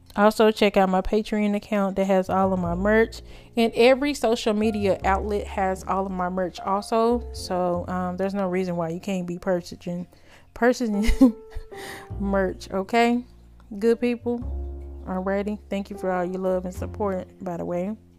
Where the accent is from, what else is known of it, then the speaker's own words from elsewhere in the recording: United States; I'm an American.